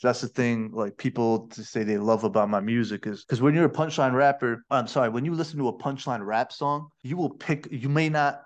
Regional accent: Rochester, New York, United States; now in Malaysia; my hometown of Rochester, New York

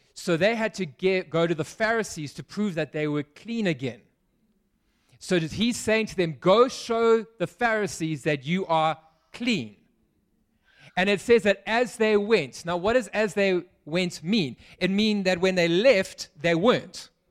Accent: Pietermaritzburg, KwaZulu-Natal, South Africa; now in Cape Town, South Africa; I grew up in Pietermaritzburg

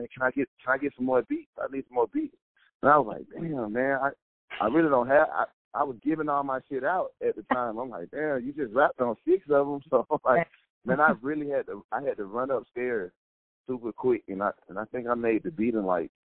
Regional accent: Atlanta, Georgia, United States; since we're all from Atlanta

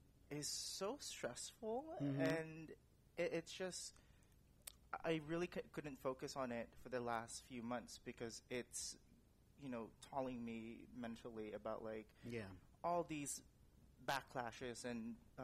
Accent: San Francisco, California, United States; you know, living and growing up in San Francisco and, you know, living there again now

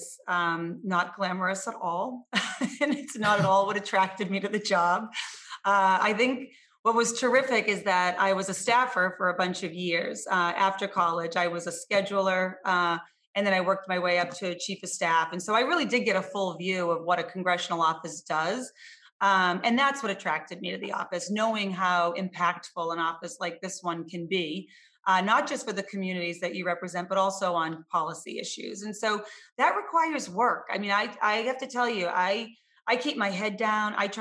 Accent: Lowell, Massachusetts, United States; I was born and raised in Lowell

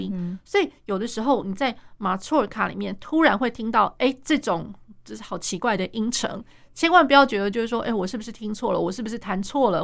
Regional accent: Taiwan; 我们台湾人

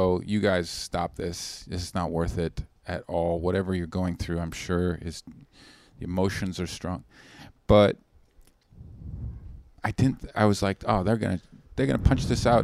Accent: West Coast, United States; I'm from the West Coast

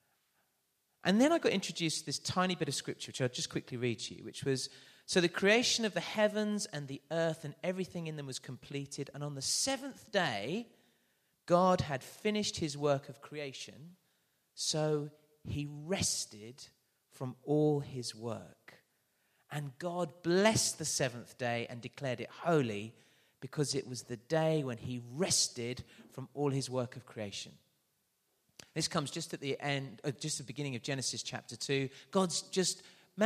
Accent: London, United Kingdom; I am from London.

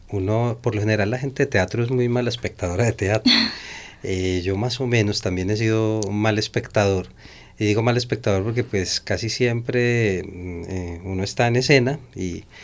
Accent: Bello, Antioquia, Colombia; Sí, nosotros nacimos en Niquía, básicamente, en ese barrio, y luego nos pasamos hacia el centro de Bello.

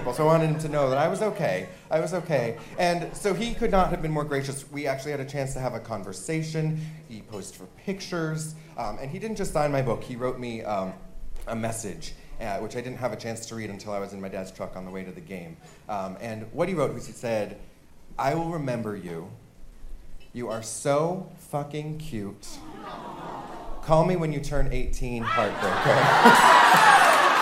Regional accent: Orange County, California, United States; growing up in Orange County, California

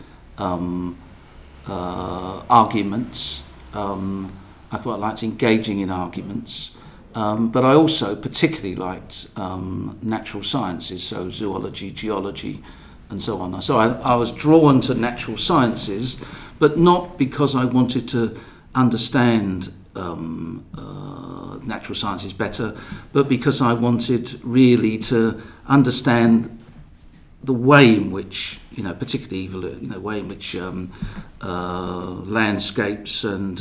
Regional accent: London, United Kingdom; also born or lived in Tower Hamlets, East London; I went to school in East London, but lived in Bermondsey in South London

